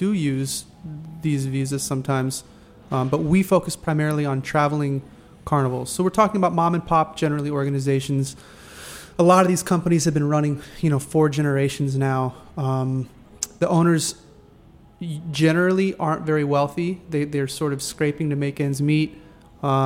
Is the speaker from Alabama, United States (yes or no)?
no; Texas, United States; moved away; As a boy growing up in Texas